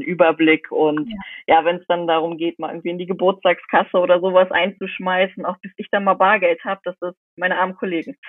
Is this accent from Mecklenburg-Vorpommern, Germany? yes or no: yes; Rostock, Mecklenburg-Vorpommern, Germany; ich komme aus Rostock, das ist Mecklenburg-Vorpommern